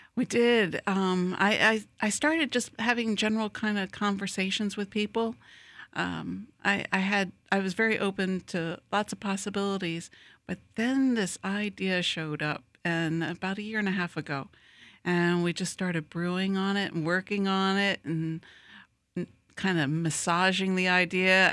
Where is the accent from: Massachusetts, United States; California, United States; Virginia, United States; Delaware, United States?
Delaware, United States; Wilmington; now in Lakeland, United States; I grew up in Wilmington, Delaware